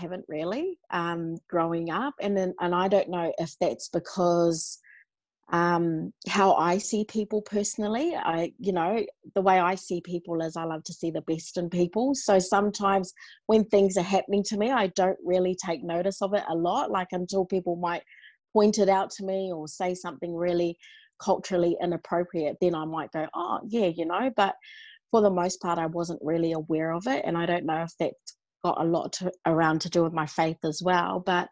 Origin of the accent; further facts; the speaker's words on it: New Zealand; now in Australia; I was born and raised in New Zealand